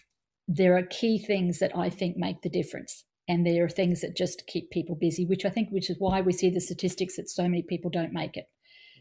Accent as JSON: {"language": "English", "country": "Australia", "said": "we're Australian"}